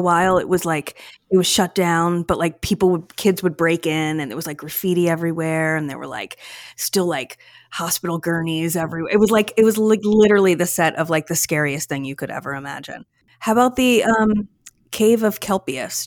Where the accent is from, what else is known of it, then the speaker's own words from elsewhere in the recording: Philadelphia, Pennsylvania, United States; I grew up in the Philadelphia area my whole life.